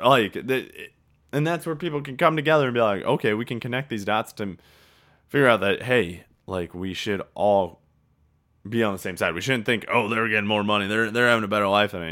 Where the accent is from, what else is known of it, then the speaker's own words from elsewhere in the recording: Traer, Iowa, United States; my hometown of Traer